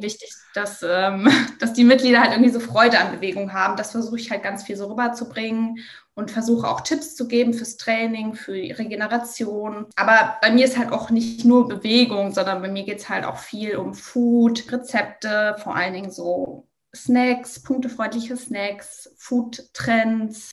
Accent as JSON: {"language": "German", "region": "Bavaria", "country": "Germany", "said": "Ich komme zum Beispiel auch aus Bayern"}